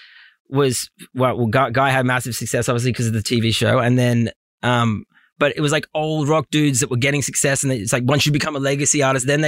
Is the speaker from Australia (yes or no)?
yes; Australia; also born or lived in Los Angeles; being Australian